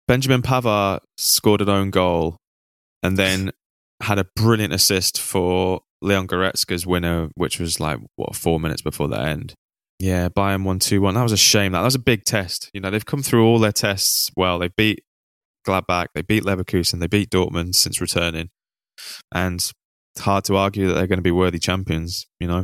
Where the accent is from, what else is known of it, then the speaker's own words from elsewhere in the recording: Manchester, North West England, United Kingdom; So I grew up in Manchester. I actually grew up not too far from Withenshaw.